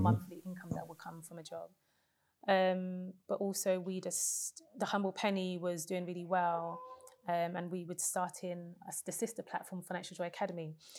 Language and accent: English; London, United Kingdom; I was born in Hackney, East London, in a deprived council estate, not the gentrified Hackney of today